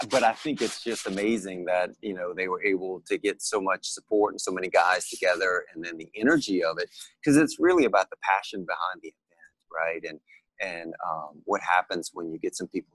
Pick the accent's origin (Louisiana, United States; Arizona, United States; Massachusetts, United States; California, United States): Louisiana, United States; New Orleans; I was born and raised in New Orleans